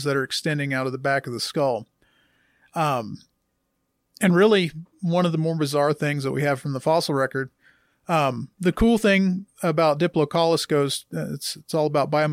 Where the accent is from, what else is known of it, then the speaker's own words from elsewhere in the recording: Gulf Coast, United States; I grew up on the Gulf Coast